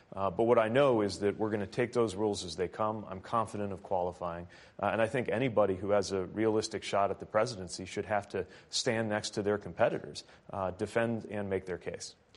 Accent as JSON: {"language": "English", "region": "Midwest", "country": "United States", "said": "I'm from the Midwest"}